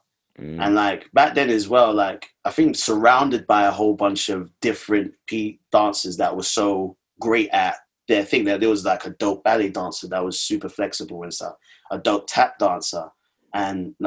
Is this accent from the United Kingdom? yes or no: yes; London, United Kingdom; I'm from Hackney